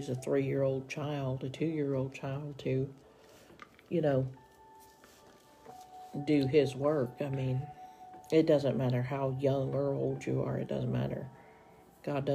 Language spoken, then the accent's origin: English; Tennessee, United States; now in Oklahoma, United States; we are originally from Tennessee. We are now in Oklahoma.